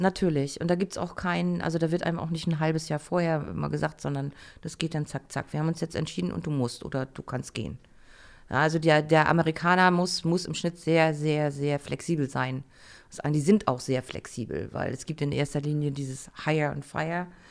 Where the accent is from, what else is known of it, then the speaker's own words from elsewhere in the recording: Germany; moved away; also born or lived in United States; als Deutscher